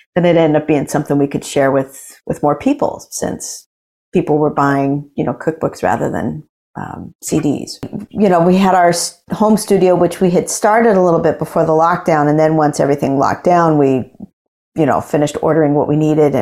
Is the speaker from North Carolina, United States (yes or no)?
no; Boise, Idaho, United States; also born or lived in Billings, Montana; I was born in Billings, Montana, and not a big center of jazz, but really good, you know, music in the public schools, really great public education. And when I was in kindergarten, we moved to Boise, Idaho